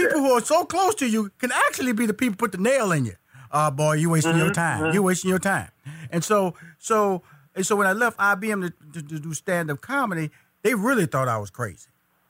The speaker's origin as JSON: {"language": "English", "town": "Houston", "region": "Texas", "country": "United States", "said": "See, I'm from Houston, Texas, so I know Dallas, 240 miles of I-45 north, So I've been up there."}